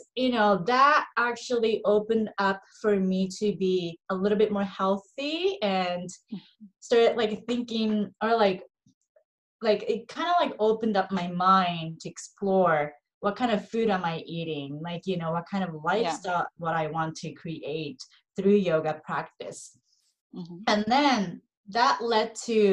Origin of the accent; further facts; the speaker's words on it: Japan; moved away as an adult; also born or lived in Los Angeles, United States; I'm 100% Japanese, born and raised in Japan